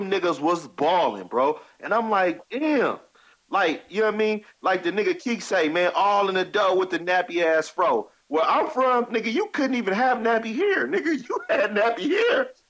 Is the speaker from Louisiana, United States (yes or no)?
no; Richmond, California, United States; also born or lived in West Oakland; I'm from Richmond, man, from the South Side